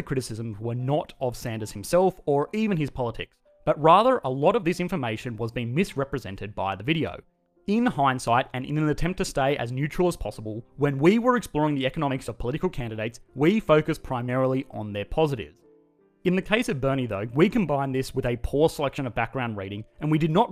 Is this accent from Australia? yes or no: yes; Australia; I am an Australian working in the finance industry in Australia